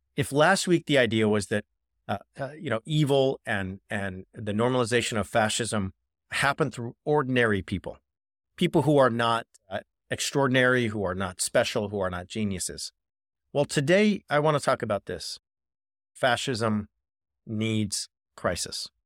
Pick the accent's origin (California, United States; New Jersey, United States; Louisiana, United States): California, United States; Orange County; he was a law professor at Chapman University, which is about ten minutes from where I grew up in Orange County